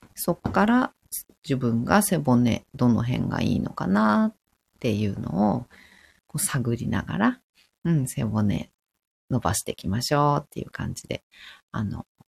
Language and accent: Japanese; Fukushima, Japan; 私、福島なんですけど